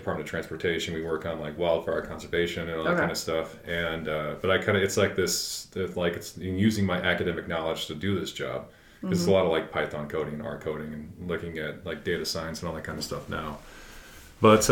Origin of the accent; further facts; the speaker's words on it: Anchorage, Alaska, United States; moved away as an adult; also born or lived in Montana / Portland; I grew up in Anchorage